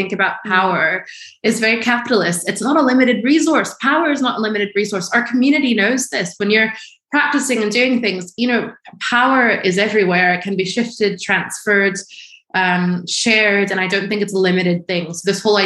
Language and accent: English; Washington, District of Columbia, United States; I grew up in Washington, D.C.